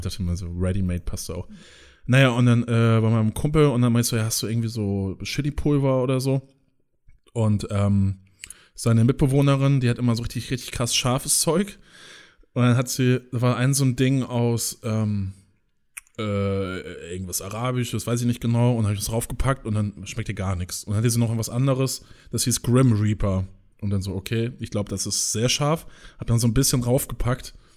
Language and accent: German; countryside near Flensburg, Schleswig-Holstein, Germany; wo ich herkomme, so, die auch immer äh, auf dem Land da wohnen bei Flensburg